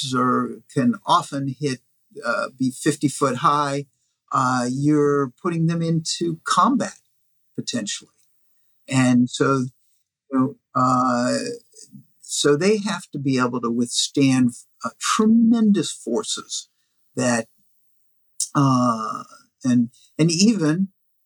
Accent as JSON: {"language": "English", "town": "Washington", "region": "District of Columbia", "country": "United States", "tie": "born or raised there", "said": "I grew up in Washington, D.C."}